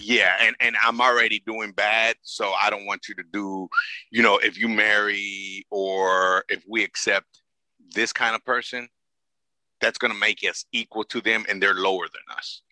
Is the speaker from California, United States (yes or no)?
yes; Los Angeles, California, United States; I grew up in South Central